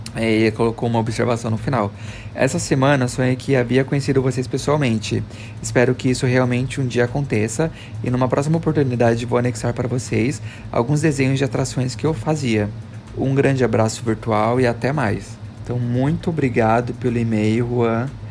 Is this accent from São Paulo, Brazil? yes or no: yes; Osasco, São Paulo, Brazil; moved away as an adult; Osasco minha cidade natal